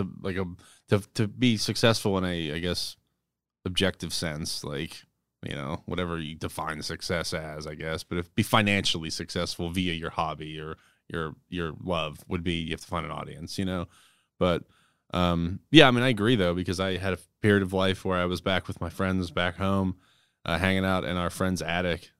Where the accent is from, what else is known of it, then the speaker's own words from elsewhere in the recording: Johnstown, Pennsylvania, United States; I grew up near Johnstown, right? So I grew up in a small mountain town